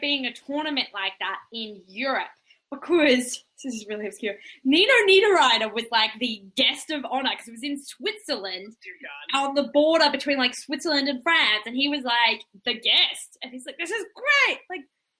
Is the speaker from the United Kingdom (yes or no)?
no; Australia; now in Canada; Look, I'm an Australian who lives in Canada.